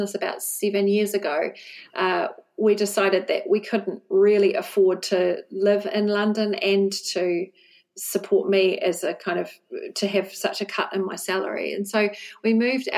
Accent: Wellington, New Zealand; moved away as an adult; now in Bristol, United Kingdom; we're from Wellington in New Zealand

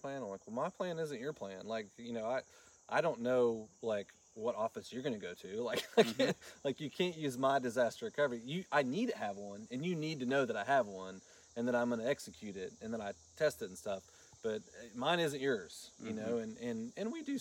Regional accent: Florida, United States; also born or lived in Caryville, Tennessee; now in Tennessee, United States; I grew up in Florida, actually, on the coast.

